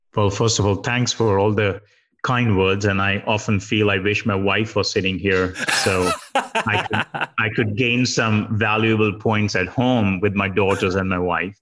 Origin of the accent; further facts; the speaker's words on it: India; I grew up in India and you know did my major in computer science